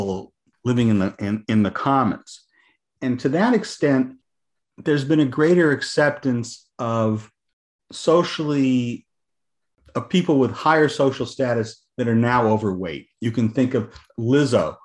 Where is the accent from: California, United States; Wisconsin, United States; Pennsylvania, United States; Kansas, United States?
California, United States; Southern; moved away as an adult; also born or lived in eastern United States; I grew up in Southern California